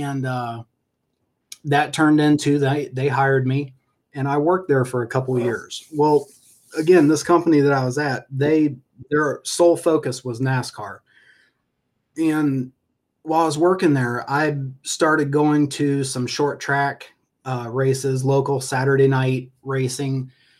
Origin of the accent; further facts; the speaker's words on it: Ohio, United States; born there; growing up, I was born in Ohio, and my dad raced, was in road racing.